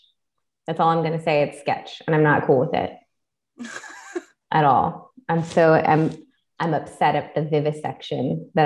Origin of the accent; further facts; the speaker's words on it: Texas, United States; In my home state of Texas.